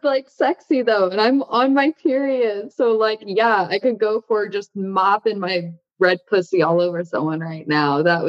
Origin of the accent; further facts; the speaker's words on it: Northern Indiana, United States; moved away; I come from Indiana.